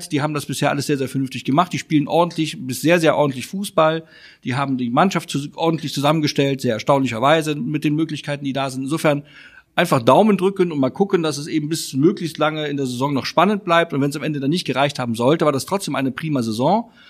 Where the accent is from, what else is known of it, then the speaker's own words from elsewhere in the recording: Cologne, North Rhine-Westphalia, Germany; auch als Kölner weiß man, man darf sich nicht immer selbst besoffen machen.